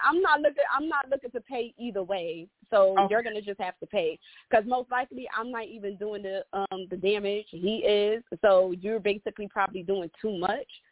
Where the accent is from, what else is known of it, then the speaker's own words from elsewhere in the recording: New York City, New York, United States; now in Delaware, United States; I am from Brooklyn, New York. I reside in Delaware now, but I'm still from Brooklyn, born and raised